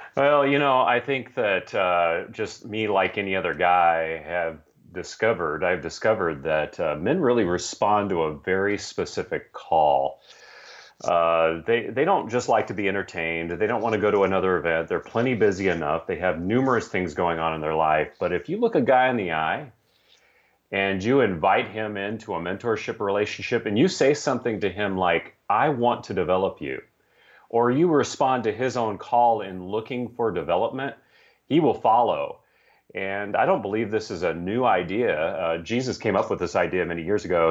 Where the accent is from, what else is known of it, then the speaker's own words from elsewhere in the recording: San Francisco, California, United States; I grew up in San Francisco, California